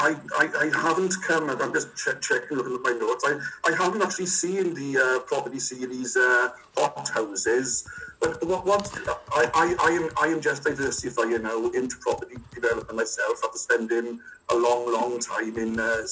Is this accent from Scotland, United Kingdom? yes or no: no; Llanelli, Wales, United Kingdom; I'm from Llanelli